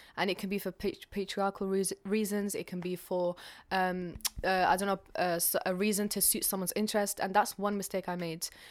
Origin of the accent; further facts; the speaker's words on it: London, United Kingdom; also born or lived in Algeria; I'm from North London. Originally, I was born in Algeria, but I've spent the rest of my life in London, so I identify more with that side of me.